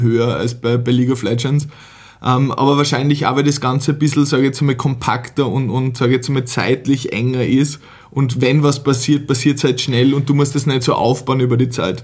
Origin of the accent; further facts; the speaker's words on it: Vienna, Austria; bei uns in Wien